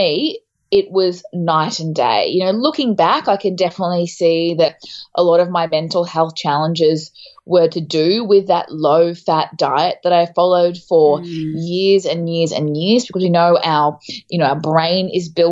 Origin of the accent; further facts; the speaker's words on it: Townsville, Queensland, Australia; moved away as an adult; also born or lived in Melbourne; I'm from Townsville in North Queensland. So I actually spent a lot of time up your way, but I moved to Melbourne when I was 21.